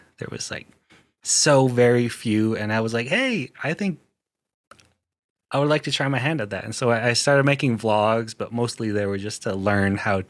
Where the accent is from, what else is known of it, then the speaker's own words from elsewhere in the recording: Orem, Utah, United States; I'm from Orem, Utah, Navajo, and I grew up in the city, right? So I'm a city native.